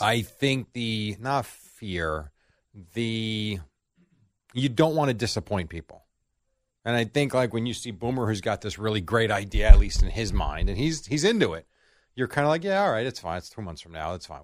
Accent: United States; as an American

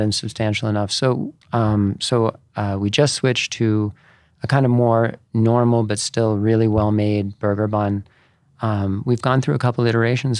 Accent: East Coast, United States; moved away; I grew up on the, on the East Coast

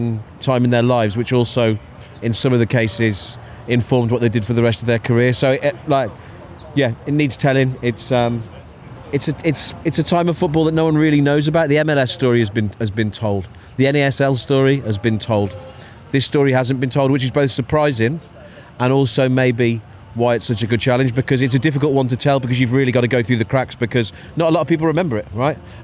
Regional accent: Wolverhampton, West Midlands, United Kingdom; I was born in Wolverhampton, born in New Cross Hospital

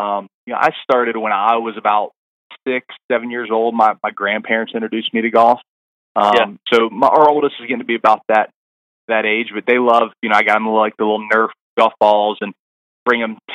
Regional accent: Rockledge, Florida, United States; now in Charlotte, United States; I'm from down in Florida, kind of the east coast of Florida. Rockledge is my little shout-out to my hometown

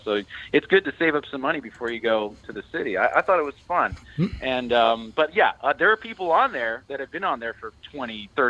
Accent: San Francisco, California, United States; I grew up in the Bay Area of San Francisco.

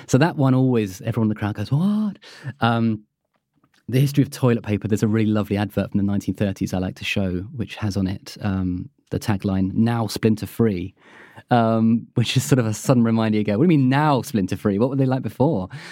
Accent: United Kingdom; being British

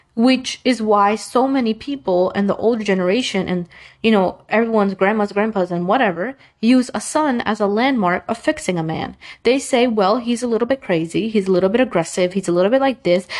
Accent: New York, United States; I was born in the US. I was born in New York

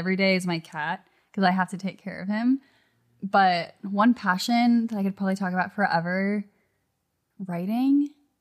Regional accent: La Cañada Flintridge, California, United States; I grew up in a little town called La Cañada, which is northeast LA, right outside

